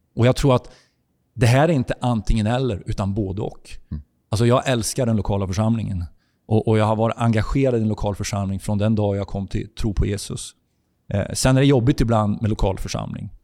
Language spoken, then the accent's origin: Swedish; Sweden; jag kommer från Sverige